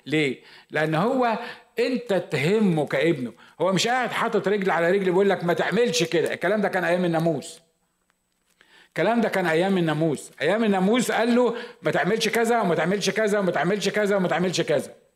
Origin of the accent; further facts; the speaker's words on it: Egypt; moved away as an adult; now in United States; أنا مصري